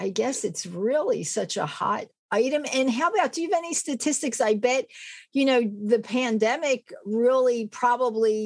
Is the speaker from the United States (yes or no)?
yes; Philadelphia, Pennsylvania, United States; I grew up in Philadelphia